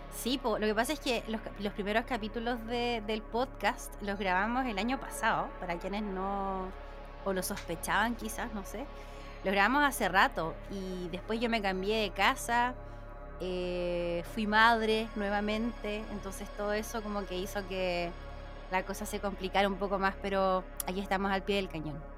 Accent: Santiago, Santiago Metropolitan Region, Chile; yo soy de Santiago, pero trabajo online en una radio

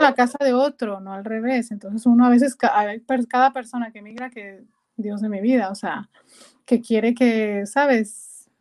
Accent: Culiacán, Sinaloa, Mexico; accent: norteña; moved away as an adult; also born or lived in Guasave, Mexico / Guadalajara, Mexico / Canada; now in Amsterdam, Netherlands; nací originalmente en la ciudad de Guasave, pero realmente eh, me fui a los seis años a Culiacán

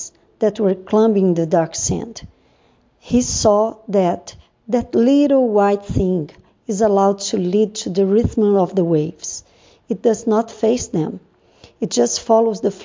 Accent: Brazil; I am from Brazil.

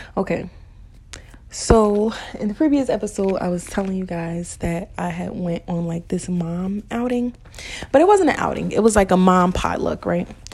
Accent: New Jersey, United States; moved away; I'm from Jersey.

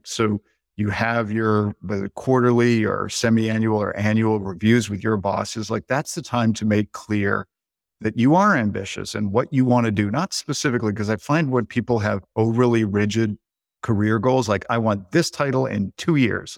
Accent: Canada; now in United States; I am Canadian by birth. I live in the States, dual citizen

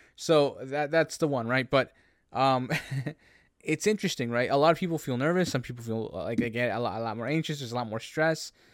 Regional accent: Canada; as a Canadian

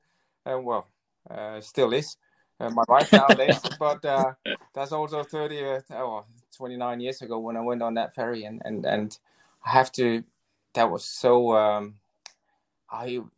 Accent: Denmark; moved away as an adult; totally different to what I was used to from Denmark

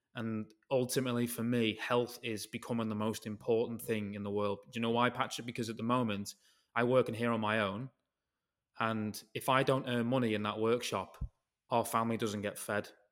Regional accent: United Kingdom; if I'm British

